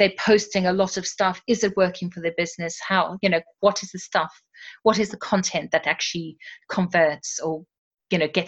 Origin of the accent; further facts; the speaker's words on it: South Africa; moved away; also born or lived in Surrey, England; I'm originally from South Africa.